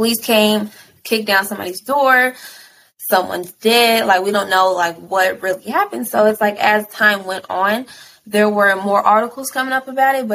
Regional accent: Louisville, Kentucky, United States; also born or lived in Florida; since mm-hmm. then, like I've been in Louisville

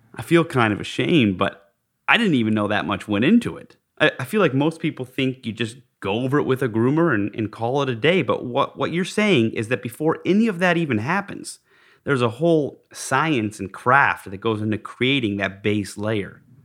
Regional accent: Park City, Utah, United States; I grew up in Park City, Utah, learned to ski at Deer Valley

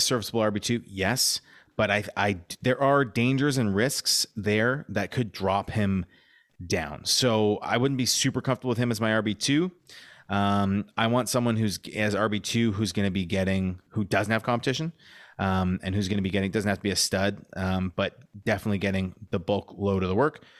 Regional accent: Montreal, Quebec, Canada; moved away; when I was growing up in Montreal

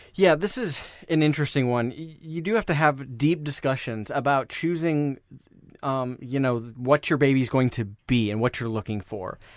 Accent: Des Moines, Iowa, United States; moved away; I'm from Iowa originally. I'm ri-, I'm from that, that same city, um, Des Moines, Iowa.

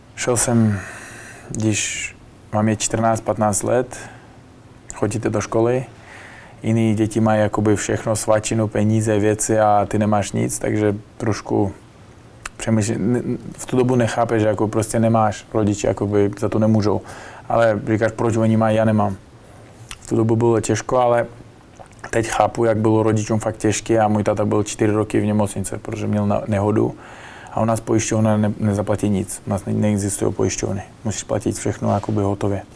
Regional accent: Bukhara, Bukhara Region, Uzbekistan; Czech is a second language; moved away as an adult; now in Prague, Czech Republic; odkud já pocházím, Buchara, město

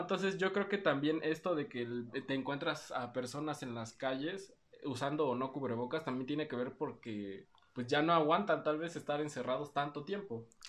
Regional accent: Oaxaca, Mexico; also born or lived in Mexico City

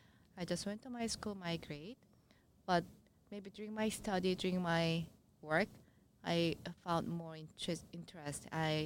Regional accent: South Korea; English is a second language; So maybe when I live in Korea, maybe I couldn't find my dream route.

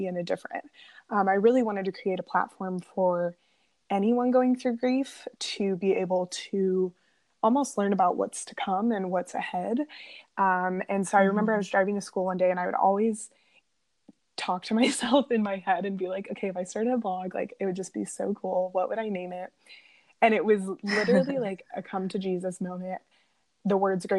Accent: Las Vegas, Nevada, United States; moved away as an adult; now in Florida, United States; I was born and raised in Las Vegas

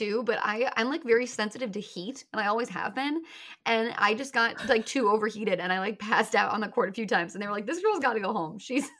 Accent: Chicago, Illinois, United States; moved away as an adult; also born or lived in New York; now in Los Angeles, United States; I'm from Chicagoland area originally. And yeah, and then I went to Northwestern, which was also, you know, right outside of Chicago. And then I moved to New York and I was there for like 4.5 years, 4-ish years. And then I moved to LA.

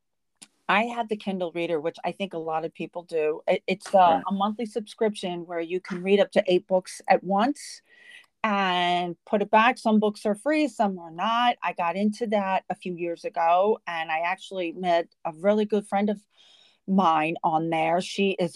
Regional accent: Los Angeles, California, United States; I grew up in LA all my life

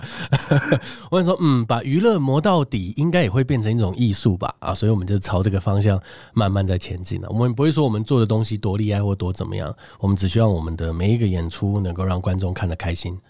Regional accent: Taiwan; 是因为我们台湾人在学习这个艺术的过程中哦

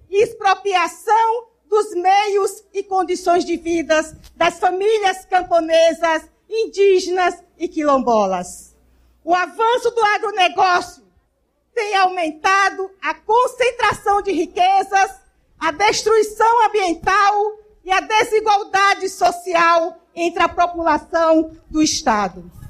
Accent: Maranhão, Brazil; O Maranhão compõe esse imenso Brasil. E como maranhense, nos orgulhamos de nossa vasta diversidade cultural, de nossas riquezas naturais e de sermos um povo trabalhador e trabalhadora, formado pelas lutas, as lutas do povo.

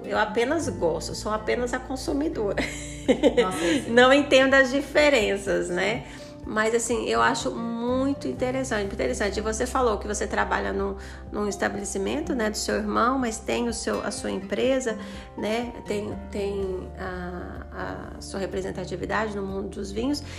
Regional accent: Goiânia, Goiás, Brazil; now in Formosa, Brazil; Eu sou de Goiânia, mas moro aqui em Formosa

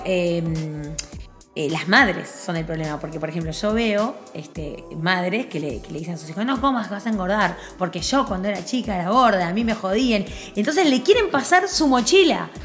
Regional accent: Montevideo, Uruguay; moved away as an adult; yo como uruguaya me fui de Uruguay porque me sentía siempre muy juzgada

